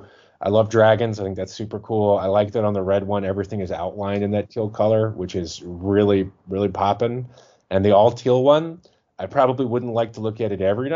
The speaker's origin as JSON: {"language": "English", "town": "Jacksonville", "region": "Florida", "country": "United States", "moved": "yes", "said": "I'm a Floridian originally, and I'm originally from Jacksonville, which is about 2.5-3 hours from Orlando."}